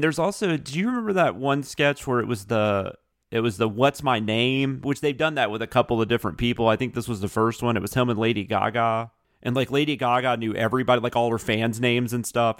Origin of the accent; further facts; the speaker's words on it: the South, United States; growing up in the South